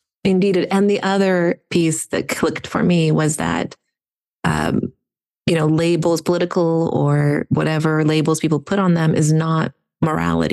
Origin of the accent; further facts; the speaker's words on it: Ukraine; first language Russian; English is a second language; now in United States; my home country of Ukraine was invaded.